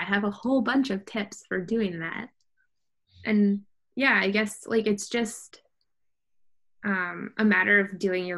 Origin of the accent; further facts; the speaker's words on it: Canada; also born or lived in United States; now in Mexico; as a Canadian